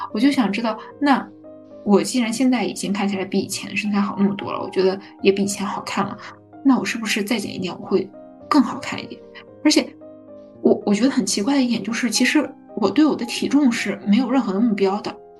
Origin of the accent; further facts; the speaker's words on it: northern China, China; 因为我是北方人嘛